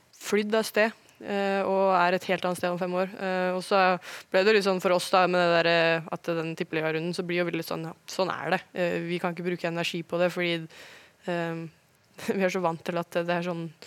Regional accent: Oslo, Norway; moved away as an adult; also born or lived in Germany / Sweden; now in Wolfsburg, Germany; Jeg er jo født og oppvokst på Ullevål

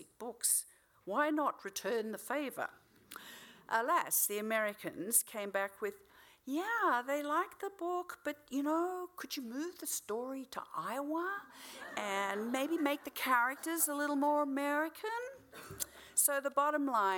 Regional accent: New South Wales, Australia; in my hometown

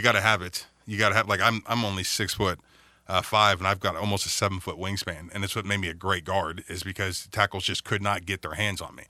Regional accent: Youngstown, Ohio, United States; I'm a Youngstown boy up here

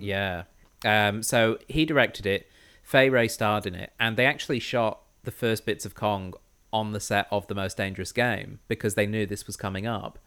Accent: United Kingdom; I'm British white

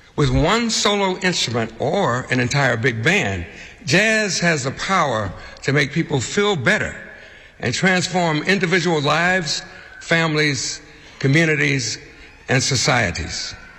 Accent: Chicago, Illinois, United States; moved away; growing up in the Hyde Park, Kenwood area of Chicago

